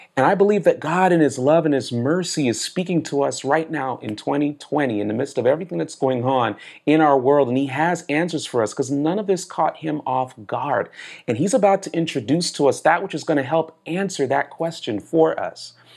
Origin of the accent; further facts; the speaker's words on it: South Florida, United States; also born or lived in Manhattan, New York / Brooklyn, New York; I was born in Manhattan, New York. I was raised in Brooklyn, New York. I grew up in South Florida